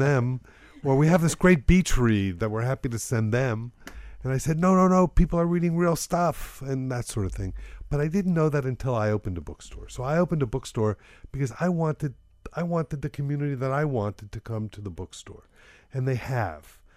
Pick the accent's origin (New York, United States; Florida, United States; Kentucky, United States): Florida, United States; Miami; moved away; I'm from Miami. I happened to find myself back here